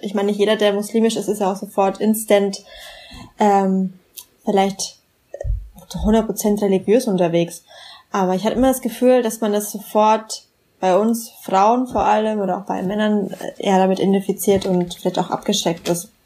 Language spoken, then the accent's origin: German; Bamberg, Bavaria, Germany; in Bamberg, wo ich aufgewachsen bin